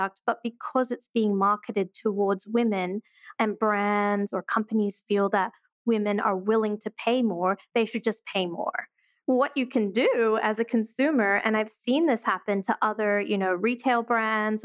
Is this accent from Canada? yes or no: no; Australia; moved away as an adult; also born or lived in Sydney, Australia / Portland, Oregon, United States; now in New York, United States; I'm originally from Australia.